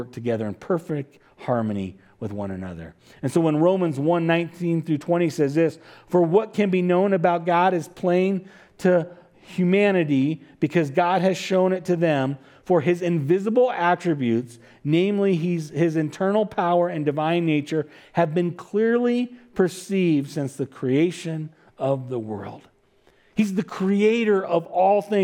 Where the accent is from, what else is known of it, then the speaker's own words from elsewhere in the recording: California, United States; I'm from California